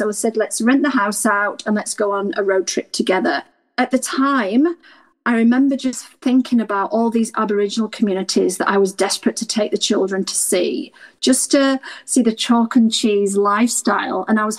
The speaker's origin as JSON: {"language": "English", "region": "Yorkshire and the Humber", "country": "United Kingdom", "tie": "born or raised there", "moved": "yes", "lives_now": "Australia", "said": "I was raised in Yorkshire, in a mining town."}